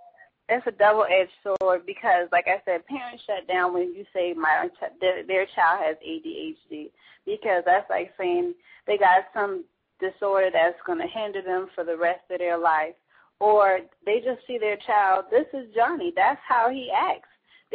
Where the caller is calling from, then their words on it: Charleston, South Carolina, United States; I'm calling from Charleston, South Carolina.